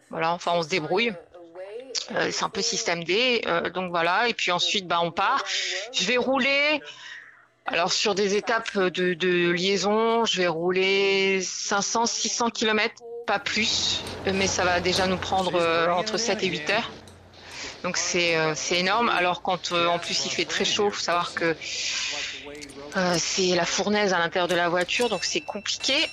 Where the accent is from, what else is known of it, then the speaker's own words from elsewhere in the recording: France; Euh, bon, elle est française, bien mieux, je suis française.